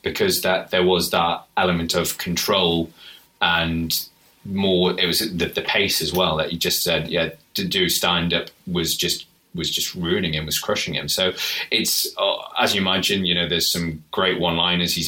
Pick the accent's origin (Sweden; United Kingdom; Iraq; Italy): United Kingdom; if we're being British. Which we are